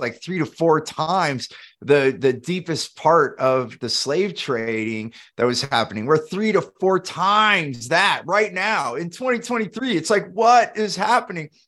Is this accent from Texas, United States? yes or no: no; Silicon Valley, California, United States; growing up in Silicon Valley, California